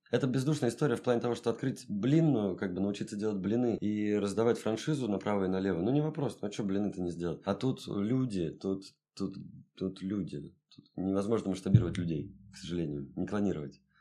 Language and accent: Russian; Saint Petersburg, Russia; also born or lived in Europe; Я родился в Ленинграде, жил всю жизнь здесь, не считая там в Европе поучился